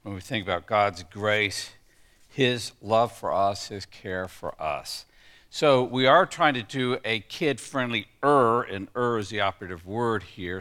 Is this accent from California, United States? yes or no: no; Texas, United States; when I grew up in Texas